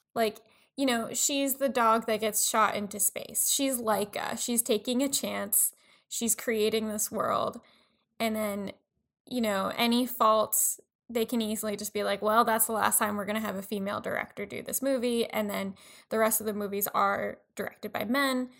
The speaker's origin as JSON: {"language": "English", "area": "Long Island", "region": "New York", "country": "United States", "tie": "born or raised there", "said": "being white, growing up on Long Island"}